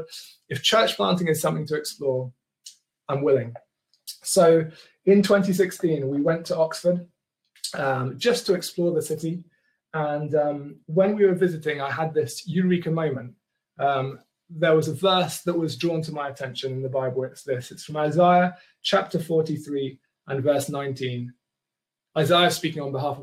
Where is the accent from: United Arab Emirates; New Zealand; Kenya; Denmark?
Kenya; accent: posher; now in England; Growing up, I grew up in Kenya in the 80s